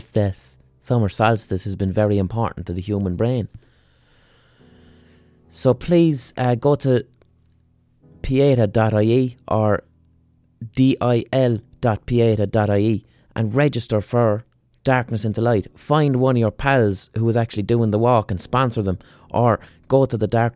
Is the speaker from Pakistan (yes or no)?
no; Limerick, Munster, Ireland; I'm from Limerick.